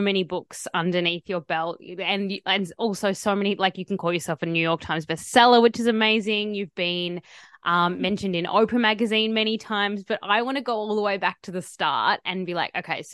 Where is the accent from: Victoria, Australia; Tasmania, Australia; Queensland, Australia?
Tasmania, Australia; I grew up in Tasmania